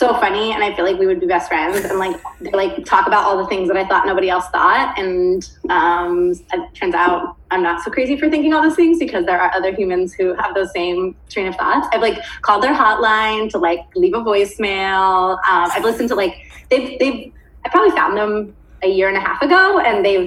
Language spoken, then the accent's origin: English; Stockton, California, United States; moved away; That's my hometown